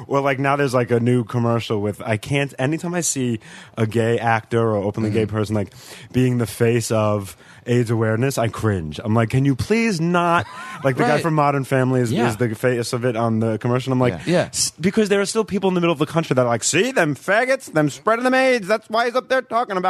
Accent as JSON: {"language": "English", "area": "Long Island", "region": "New York", "country": "United States", "tie": "born or raised there", "also_born_or_lived": "Queens, New York", "accent": "Long Island mix", "moved": "as an adult", "lives_now": "Los Angeles, United States", "said": "I grew up on Long Island. I was born in Queens."}